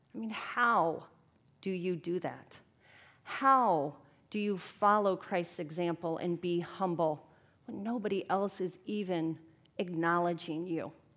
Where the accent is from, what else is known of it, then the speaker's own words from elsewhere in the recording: Tampa, Florida, United States; now in Twin Cities, United States; I'm from Tampa, Florida